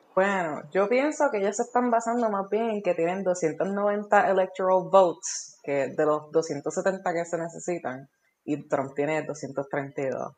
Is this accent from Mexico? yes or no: no; Puerto Rico